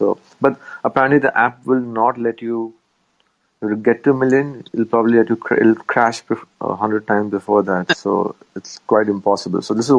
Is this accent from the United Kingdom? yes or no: no; India; I'm from India, bro.